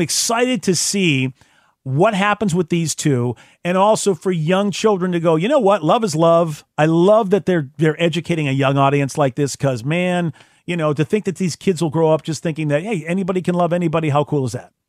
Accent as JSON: {"language": "English", "country": "United States", "said": "as an American"}